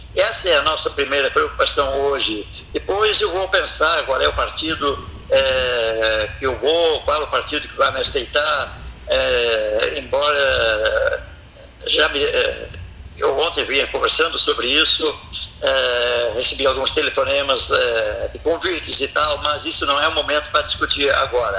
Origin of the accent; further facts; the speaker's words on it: São Lourenço do Sul, Rio Grande do Sul, Brazil; now in Pelotas, Brazil; eu sou natural de São Lourenço, mas Pelotas me adotou